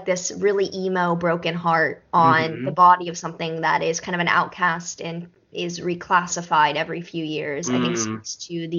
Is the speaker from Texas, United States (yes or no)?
yes; Texas, United States; I do speak Spanish growing up in Texas